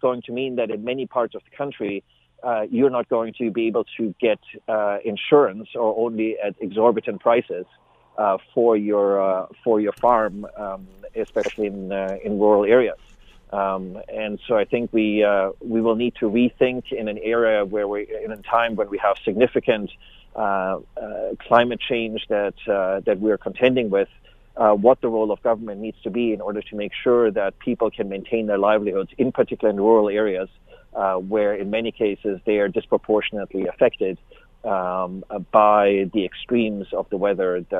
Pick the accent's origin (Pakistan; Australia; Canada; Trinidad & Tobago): Canada; as Canadians